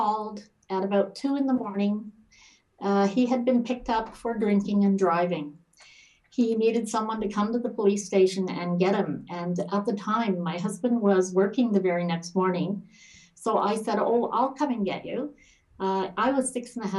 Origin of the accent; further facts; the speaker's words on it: Toronto, Ontario, Canada; also born or lived in Edinburgh, Scotland; now in Ottawa, Canada; I grew up in Toronto and then came back to Ottawa. And this is where I've lived my adult life